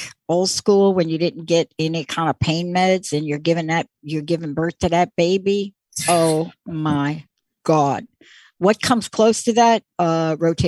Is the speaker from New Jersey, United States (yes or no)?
no; New York, United States; I grew up in the East Coast and in New York